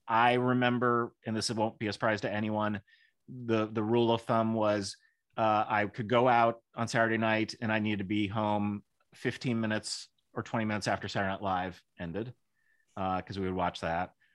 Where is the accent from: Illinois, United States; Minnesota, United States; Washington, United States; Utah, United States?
Illinois, United States; Kenilworth; I grew up in Kenneworth, Illinois, which could not have been more Republican.